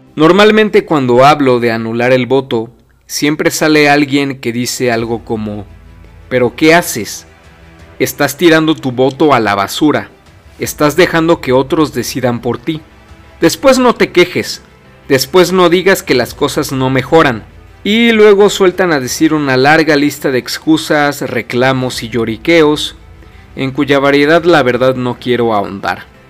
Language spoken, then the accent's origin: Spanish; Mexico; aquí en mi país